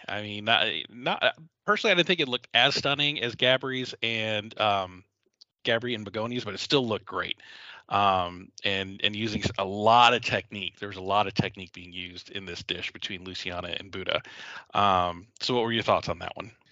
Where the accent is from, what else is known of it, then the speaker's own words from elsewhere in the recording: the South, United States; I come from the South where you know fried catfish is a staple